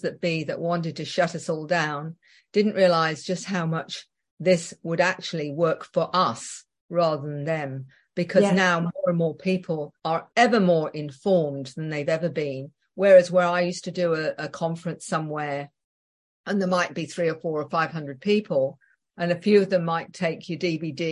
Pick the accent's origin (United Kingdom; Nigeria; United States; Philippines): United Kingdom; England; being very English